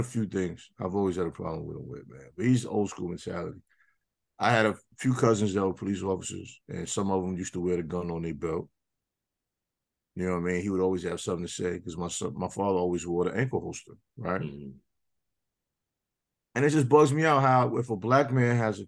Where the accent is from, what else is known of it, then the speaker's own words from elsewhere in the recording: New York City, New York, United States; I grew up in New York City